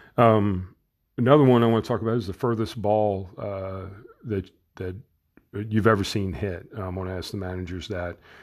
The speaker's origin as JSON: {"language": "English", "town": "New Orleans", "region": "Louisiana", "country": "United States", "tie": "born or raised there", "said": "I was born and raised in New Orleans"}